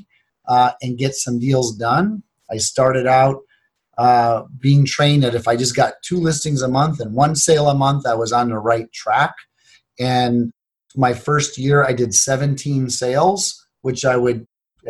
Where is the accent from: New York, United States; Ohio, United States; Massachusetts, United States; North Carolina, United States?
Ohio, United States; Cleveland; I grew up in Cleveland, Ohio.